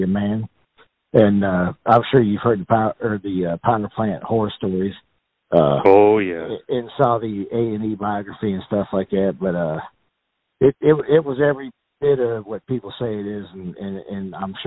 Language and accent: English; Alliance, Ohio, United States; where we grew up in Alliance, Ohio